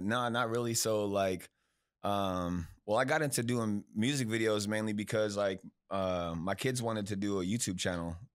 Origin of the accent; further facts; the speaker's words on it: Bakersfield, California, United States; moved away as an adult; now in Texas, United States; I'm from Bakersfield